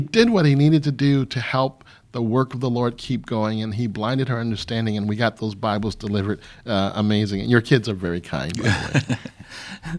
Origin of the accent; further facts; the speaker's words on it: Michigan, United States; moved away as an adult; also born or lived in Missouri / Riyadh, Saudi Arabia; now in St. Louis, United States; I grew up in Michigan, but I joined the army really, really early, and so it took me away from the state